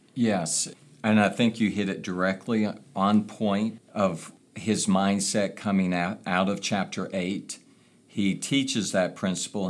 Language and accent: English; United States; coming from a place like America